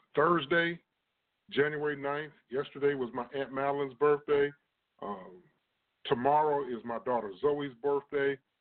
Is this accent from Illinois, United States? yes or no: yes; East Moline, Illinois, United States; I'm originally from a town called East Moline, Illinois